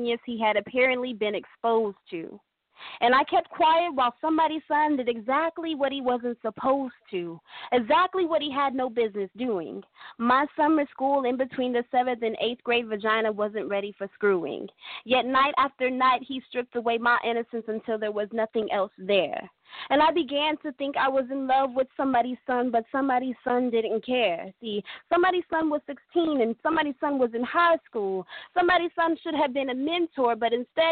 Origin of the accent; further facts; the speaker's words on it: Stockton, California, United States; I'm from Stockton, California.